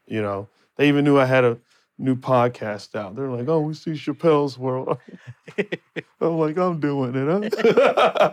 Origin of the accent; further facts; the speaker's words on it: Phoenix, Arizona, United States; now in Los Angeles, United States; my hometown, Phoenix, Arizona.